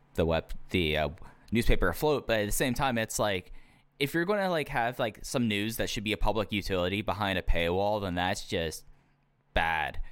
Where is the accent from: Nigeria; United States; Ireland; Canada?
United States; Texas; growing up in Texas.